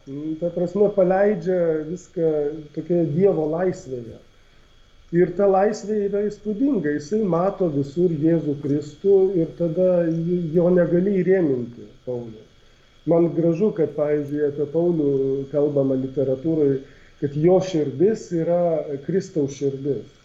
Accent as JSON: {"language": "Lithuanian", "country": "Lithuania", "said": "mums, kurie esam lietuviai iš šiaurės"}